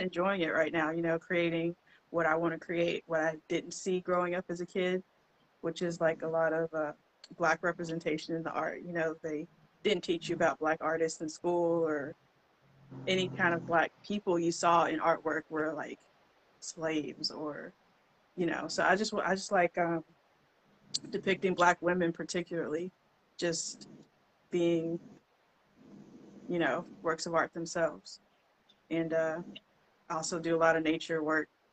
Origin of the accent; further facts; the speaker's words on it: Shreveport, Louisiana, United States; I was born and raised in Shreveport. Been here all my life.